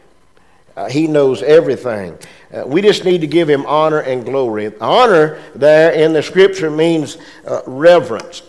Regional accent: Pierstown, United States; moved away as an adult; now in Oconee County; We were raised in Pierstown. We loved Pierstown. Our family was in Pierstown.

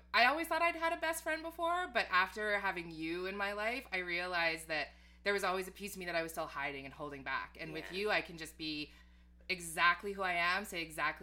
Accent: Edmonton, Alberta, Canada; moved away as an adult; now in Toronto, Canada; growing up in Edmonton

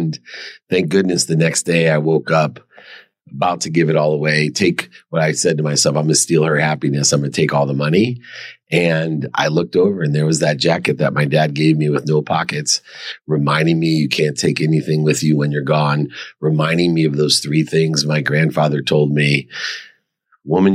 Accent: Akron, Ohio, United States; I grew up in Akron, Ohio

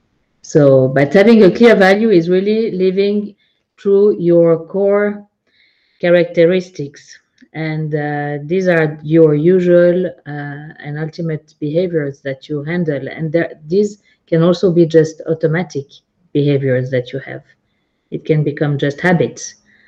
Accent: Geneva, Switzerland; now in Zug, Switzerland; I'm located in Zug. I'm originally from Geneva. I lived in many cities and countries.

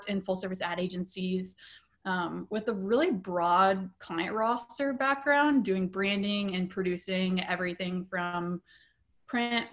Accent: Nebraska, United States; moved away as an adult; also born or lived in Denver, Colorado; now in Portland, United States; I was born and raised in Nebraska

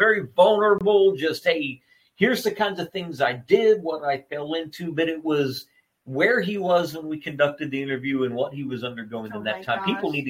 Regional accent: Oklahoma, United States; because I grew up in Oklahoma.

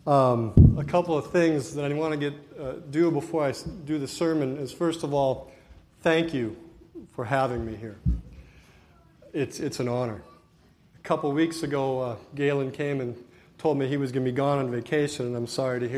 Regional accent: Hallock, Minnesota, United States; I was born and raised in Halleck. I've spent my whole life there

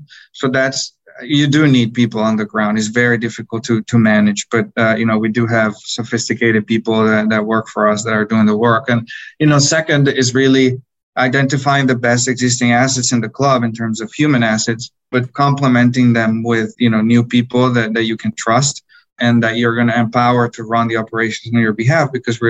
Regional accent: Bogotá, Colombia; I grew up in Bogota, in Colombia, where soccer or football is the number one sport.

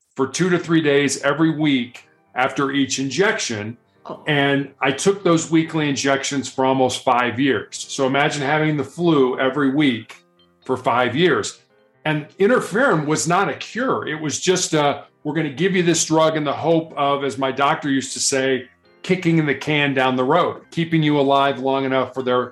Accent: Chicago, Illinois, United States; I was born and raised in Chicago, which is probably the third largest city in the United States

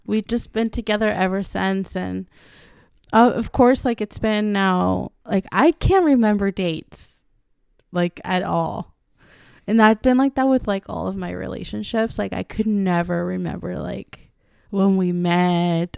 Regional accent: Mexico; moved away; I am Mexican. I was born in Mexico and raised in the Latin culture all my life.

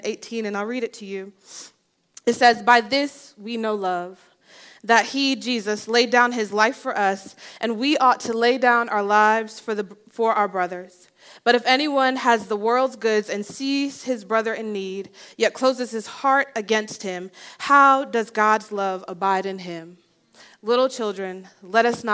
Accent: New Jersey, United States; I grew up in New Jersey

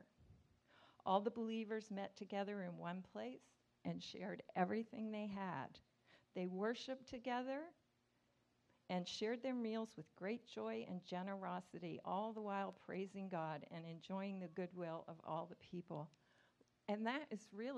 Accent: Nova Scotia, Canada; I grew up in Canada, Nova Scotia

